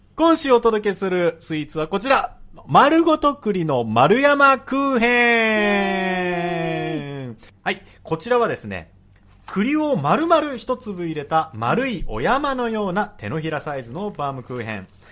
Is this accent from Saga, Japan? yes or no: no; Tokyo, Japan; 出身は僕富山県じゃなくて東京都なんですけど